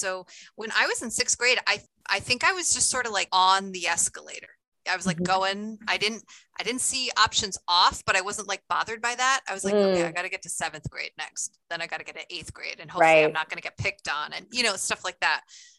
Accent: New York, United States; also born or lived in Pennsylvania / Ohio / Maryland; I was born outside Philly. Then we moved to Ohio. Then we were in Maryland, actually. Then we moved to New York, and that's where I grew up, like an hour north of New York City.

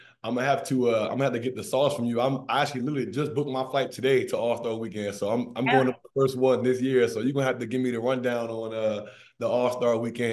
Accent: Maryland, United States; Me being from the DMV and Alexis, you know, we're the DMV loyalists. We're both from Maryland.

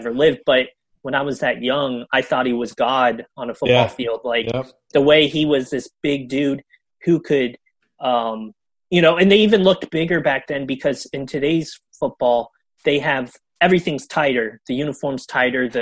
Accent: Western North Carolina near Asheville, United States; I was born in Western North Carolina near Asheville, which is like the main city there

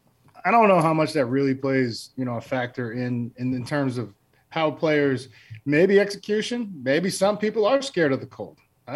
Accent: Massachusetts, United States; I grew up in Massachusetts.

